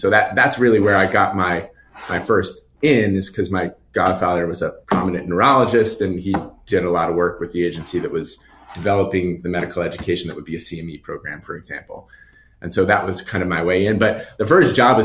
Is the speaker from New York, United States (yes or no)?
yes; Long Island, New York, United States; I grew up on Long Island